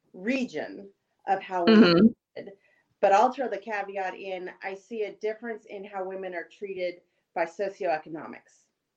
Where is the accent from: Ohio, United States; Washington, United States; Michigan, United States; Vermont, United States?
Washington, United States; moved away as an adult; also born or lived in Illinois / California / Maryland / Rhode Island; I grew up in the Pacific Northwest.